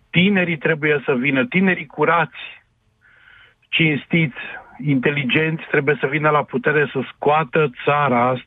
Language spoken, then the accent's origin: Romanian; Timișoara, Timiș County, Romania; sunt din Timișoara, am uh, 50 de ani